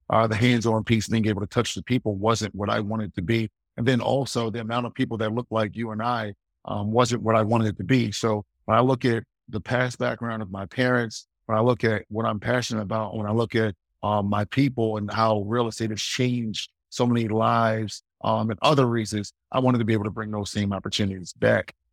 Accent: Baltimore, Maryland, United States; I'm from Baltimore, Maryland as well.

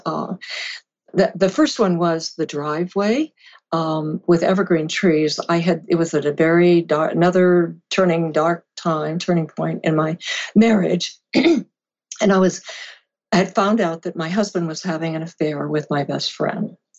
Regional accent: California, United States; I had moved to California, my home, where I was raised

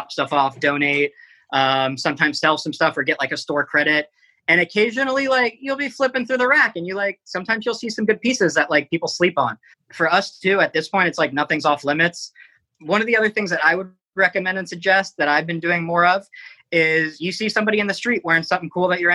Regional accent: South Florida, United States; now in New York City, United States; I grew up in South Florida

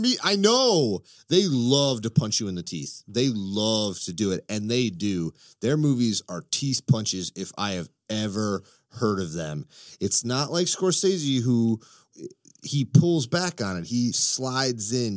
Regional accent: Chicago, Illinois, United States; also born or lived in Florida; I am a Chicagoan.

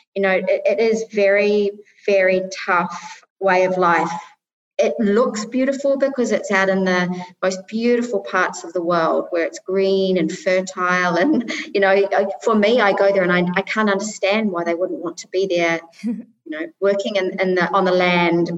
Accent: New Zealand; moved away as an adult; also born or lived in Middle East; now in United Arab Emirates; I'm originally from New Zealand and I've lived now for nearly 24 years, 23 and a half years in the Middle East.

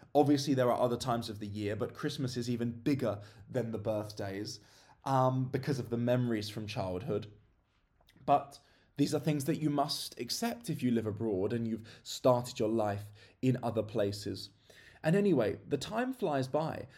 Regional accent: England, United Kingdom; moved away as an adult; I've been away from my home country of England for a fair few years now.

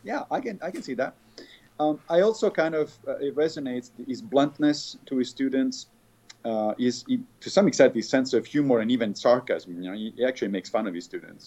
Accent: Rome, Lazio, Italy; when I was a kid, I grew up in the Catholic in Rome, and I grew up in the Catholic Church

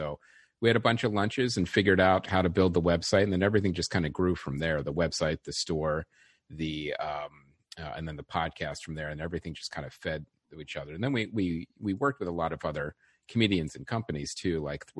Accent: West Chester, Pennsylvania, United States; I grew up in the suburbs of Philadelphia, a town called Westchester, Pennsylvania.

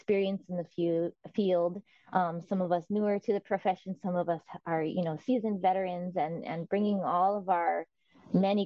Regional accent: Oahu, Hawaii, United States; born and raised in Hawaii on the island of Oahu

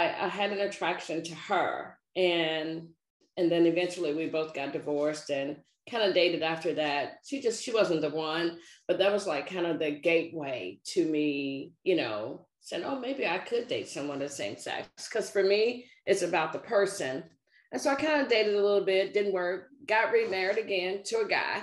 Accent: Nashville, Tennessee, United States; now in Maryland, United States; I'm a native Nashvilleian. I grew up in the South

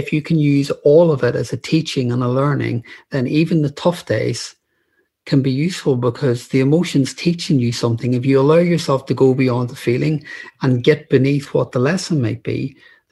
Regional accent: Northern Ireland, United Kingdom; moved away as an adult; now in London, United Kingdom; I grew up in Northern Ireland during the Troubles

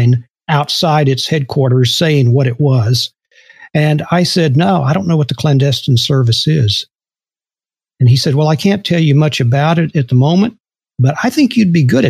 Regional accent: Houston, Texas, United States; also born or lived in Austin, Texas; Born and raised in Houston, Texas

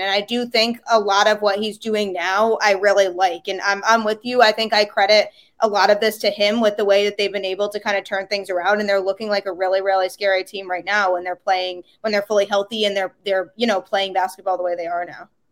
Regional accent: Connecticut, United States; I grew up, like, about ten to fifteen minutes or so from the Yukon campus

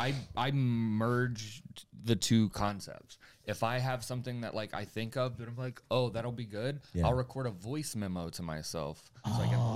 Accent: Florida, United States; I'm from Florida, started in Florida

